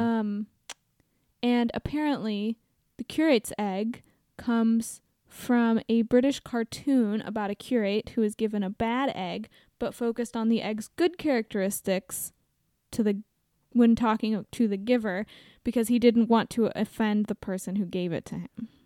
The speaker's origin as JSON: {"language": "English", "town": "Portland", "region": "Oregon", "country": "United States", "tie": "born or raised there", "said": "I grew up in Portland, Oregon"}